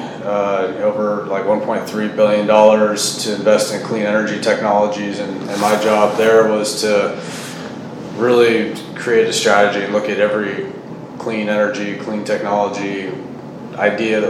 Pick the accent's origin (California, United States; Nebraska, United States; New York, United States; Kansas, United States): California, United States; Salinas; I grew up in Salinas and grew up around all these ag operations